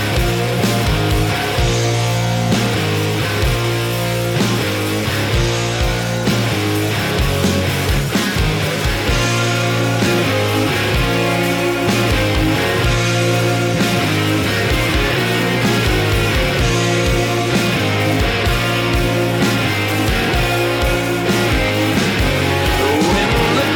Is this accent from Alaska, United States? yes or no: yes; Alaska, United States; born or raised there